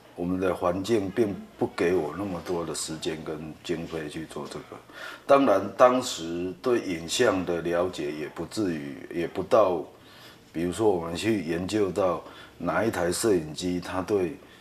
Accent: Taiwan; 其实他可以做出我们台湾人六十个钟头做出的事情

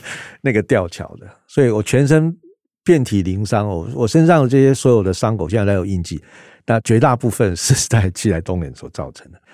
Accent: Taiwan; 我们台湾是一个人治的社会

